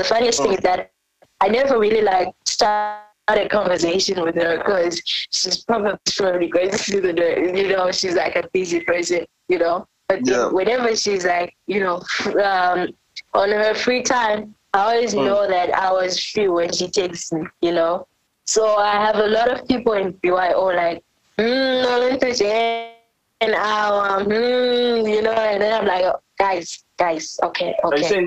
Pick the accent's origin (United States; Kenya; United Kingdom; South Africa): South Africa; first language Ndebele; English is a second language; now in Bulawayo, Zimbabwe; the reason why I sing like this is because I was raised in South Africa.